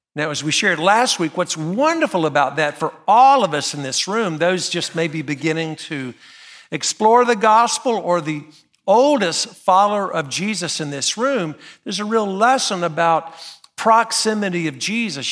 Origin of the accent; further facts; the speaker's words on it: Graham, North Carolina, United States; moved away as an adult; now in Nashville, United States; I'm from a little town called Graham, North Carolina